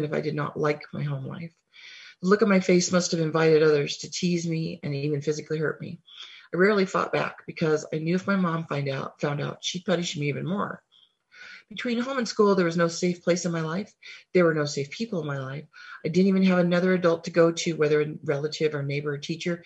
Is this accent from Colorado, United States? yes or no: no; Wyoming, United States; now in Helena, United States; I currently live in Helena, Montana, but I grew up in Wyoming.